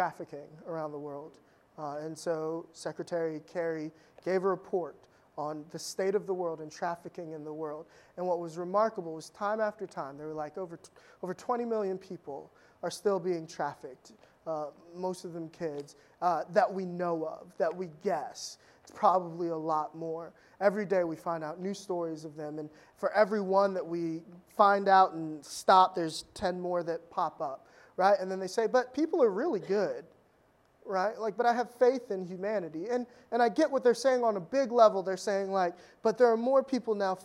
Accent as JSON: {"language": "English", "area": "Fairfax County", "region": "Virginia", "country": "United States", "tie": "born or raised there", "said": "I grew up in Fairfax County, Virginia, like, 20 years ago"}